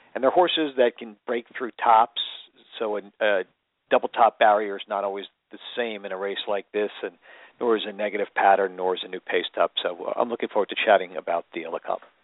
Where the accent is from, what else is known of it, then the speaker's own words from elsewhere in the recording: Seattle, Washington, United States; I'm from Seattle